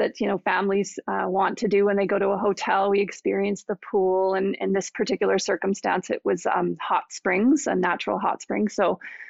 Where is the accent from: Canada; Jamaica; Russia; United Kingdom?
Canada; we're Canadian.